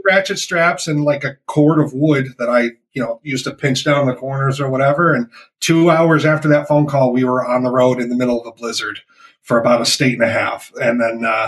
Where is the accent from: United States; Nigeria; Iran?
United States; Rochester; we're from Rochester